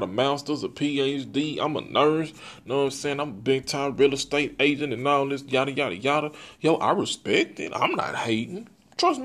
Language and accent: English; Texas, United States; I'm from Texas